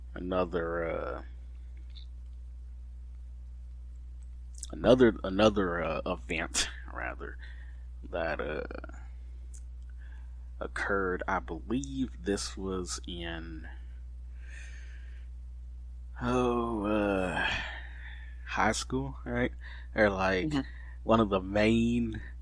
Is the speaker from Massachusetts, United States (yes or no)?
no; Fort Worth, Texas, United States; I'm from Fort Worth